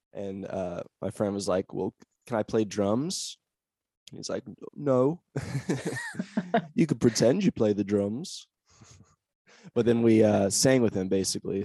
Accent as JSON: {"language": "English", "town": "Olympia", "region": "Washington", "country": "United States", "tie": "born or raised there", "also_born_or_lived": "Seattle, Washington", "moved": "as an adult", "lives_now": "Austin, United States", "said": "I actually grew up in Olympia, Washington"}